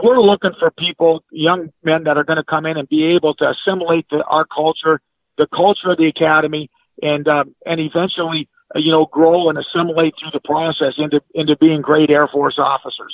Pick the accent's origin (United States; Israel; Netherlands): United States; Coleraine, Minnesota; born or raised there; moved away